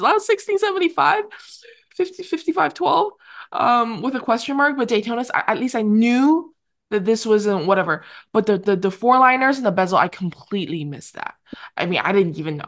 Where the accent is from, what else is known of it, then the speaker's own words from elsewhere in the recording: Vancouver, British Columbia, Canada; I grew up in Vancouver.